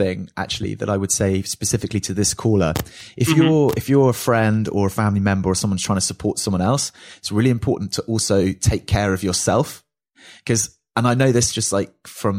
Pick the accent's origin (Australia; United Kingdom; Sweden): United Kingdom; in particularly in Britain, where we're all quite kind of like buttoned up